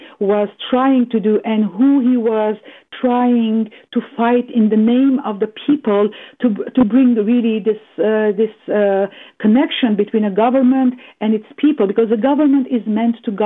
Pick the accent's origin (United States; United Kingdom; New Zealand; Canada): Canada; a Canadian diasporan Armenian